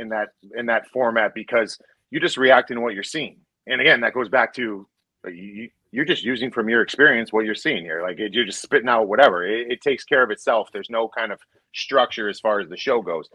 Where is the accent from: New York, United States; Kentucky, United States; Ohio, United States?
Ohio, United States; Cleveland; I grew up in Cleveland, Ohio